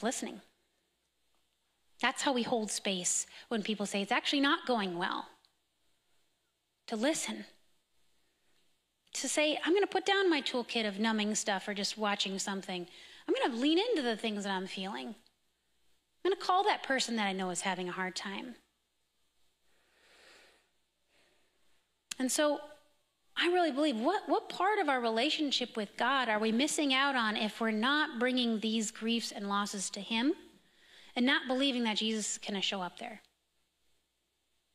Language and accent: English; California, United States; now in Minnesota, United States; I'm from California